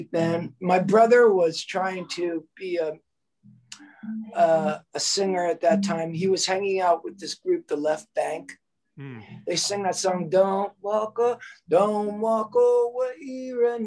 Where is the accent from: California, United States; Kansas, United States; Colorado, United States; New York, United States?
New York, United States; Woodmere; also born or lived in Queens, New York; growing up in Queens especially. By the time I got to Woodmere